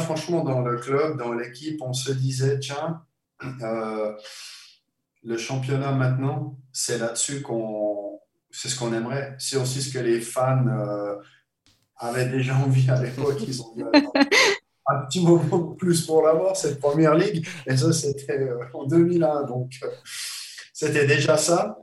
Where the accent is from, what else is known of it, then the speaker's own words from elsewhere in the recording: Switzerland; moved away as an adult; also born or lived in Liverpool; quand j'étais gamin en Suisse